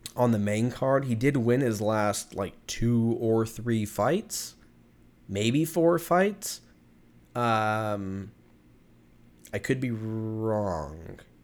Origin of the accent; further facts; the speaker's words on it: California, United States; I grew up in California